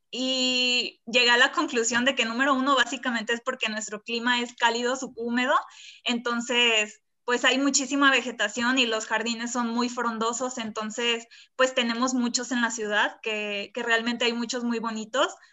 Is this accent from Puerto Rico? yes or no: no; Colima, Mexico; yo soy de Colima, es mi estado de origen